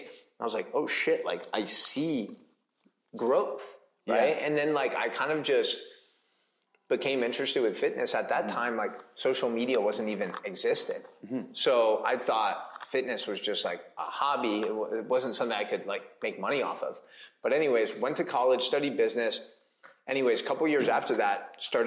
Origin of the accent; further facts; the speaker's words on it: San Francisco, California, United States; I grew up in the Bay Area, California, San Francisco area